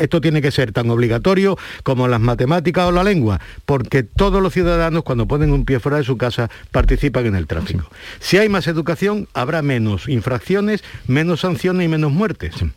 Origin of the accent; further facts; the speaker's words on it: Huelva, Andalusia, Spain; also born or lived in Ceuta; Yo nací en Ceuta, me crié en Huelva y estoy aquí